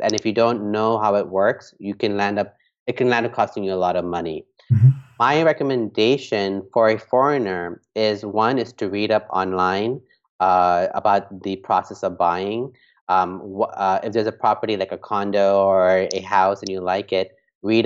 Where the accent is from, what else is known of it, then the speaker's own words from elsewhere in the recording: Hong Kong; moved away; also born or lived in New York; I grew up in Hong Kong